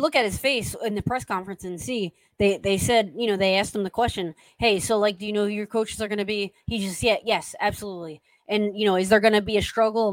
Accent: South Jersey and Philadelphia suburbs, New Jersey, United States; now in Miami, United States; I grew up in South Jersey and in Philadelphia suburb

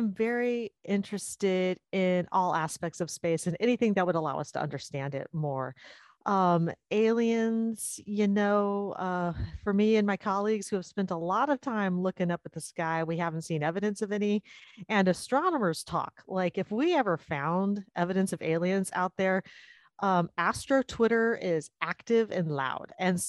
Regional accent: Sacramento, California, United States; also born or lived in Tempe, Arizona; I was born and raised in the Sacramento area. So I've lived in California most of my life.

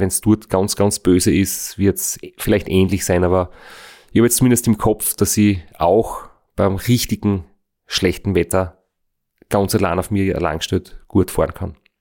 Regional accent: Austria; wir sind jetzt in Österreich geboren, leben in Österreich

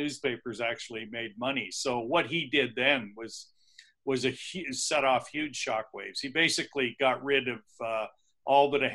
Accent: Niagara Peninsula, Ontario, Canada; I grew up in the Niagara Peninsula, actually.

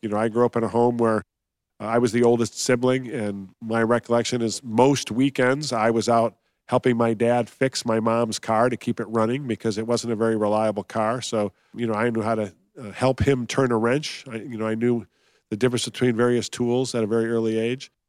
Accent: Detroit, Michigan, United States; also born or lived in Columbus, Ohio; moved to Detroit.

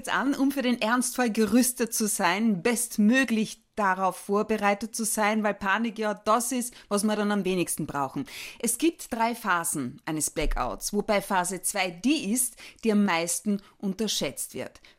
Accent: Austria; Wie viel Prozent der Gemeinden bei uns in Österreich haben schon so ein Selbsthilfebasenkonzept?

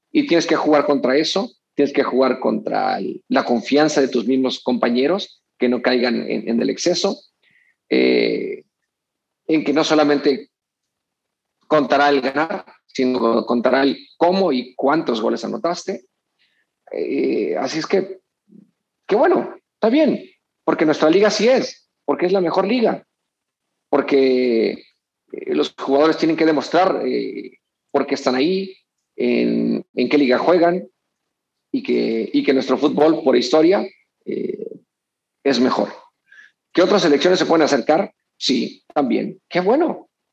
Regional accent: Mexico; also born or lived in Culiacán; como mexicano

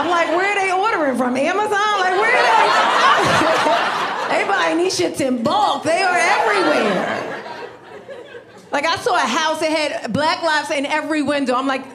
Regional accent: New York, United States; now in Los Angeles, United States; I grew up in New York

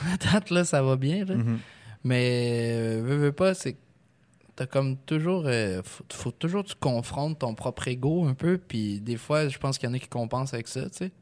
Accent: Lévis, Quebec, Canada; je viens de Lévis

